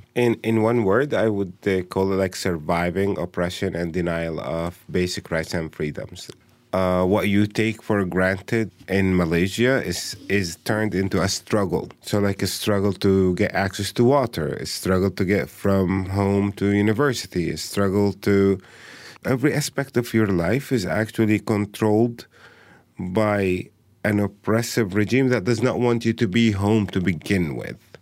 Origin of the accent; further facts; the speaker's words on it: Bethlehem, West Bank, Palestine; I, uh, was born and raised in Bethlehem